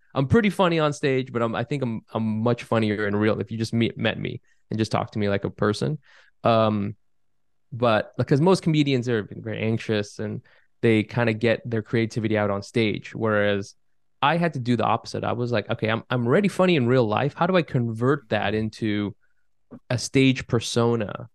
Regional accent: California, United States; now in Brooklyn, United States; I grew up in California

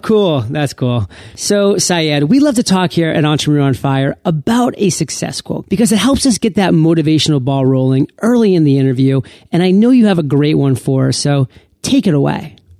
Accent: United States; one of the few born and bred Americans

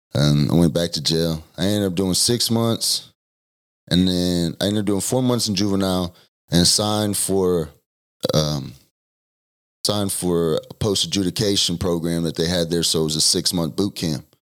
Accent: Denton, Texas, United States; also born or lived in Argyle, Texas; I was born in Denton, Texas. I lived in Argyle until I was ten.

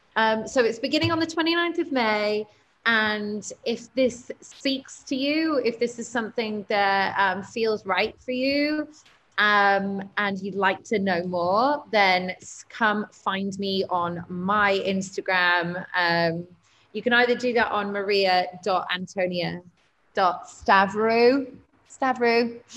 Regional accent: Cyprus; I am from Cyprus

